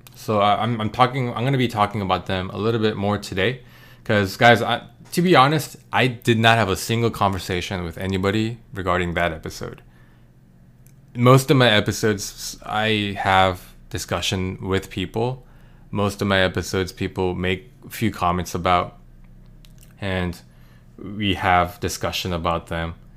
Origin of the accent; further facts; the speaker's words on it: United States; as an American